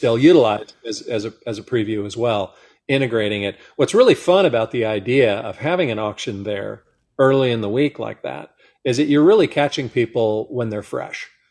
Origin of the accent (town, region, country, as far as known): Monterey Peninsula, California, United States; born or raised there